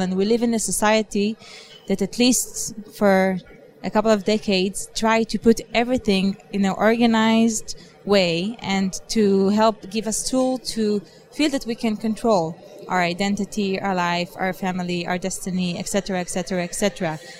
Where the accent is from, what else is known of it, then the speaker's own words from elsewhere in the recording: Israel; moved away; I am originally from Israel